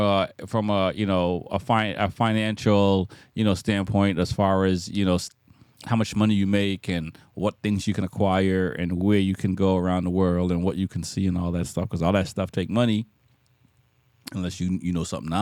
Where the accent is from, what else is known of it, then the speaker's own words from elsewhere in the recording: Jamaica; moved away; I'm from Jamaica, born in Jamaica.